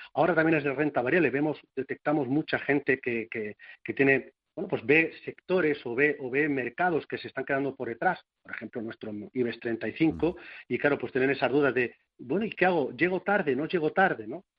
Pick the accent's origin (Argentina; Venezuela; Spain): Spain; Castilla-La Mancha; soy castellano manchego